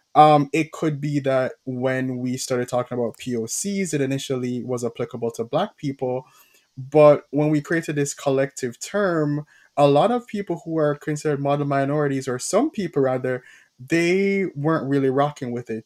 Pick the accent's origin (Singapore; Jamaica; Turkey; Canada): Jamaica; as a Jamaican